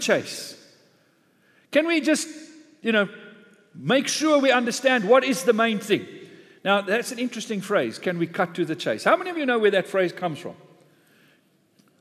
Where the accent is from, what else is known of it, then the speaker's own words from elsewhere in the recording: South Africa; being a South African in an English church this morning